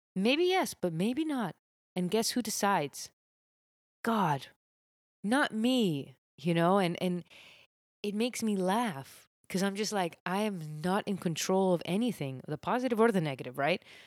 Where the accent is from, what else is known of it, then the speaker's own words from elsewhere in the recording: Miami, Florida, United States; I grew up in Miami